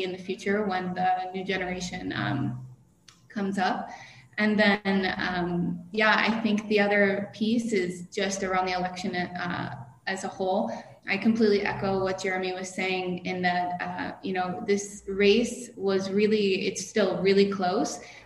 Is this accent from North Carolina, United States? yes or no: no; Buffalo, New York, United States; I originally was born and raised in Buffalo, New York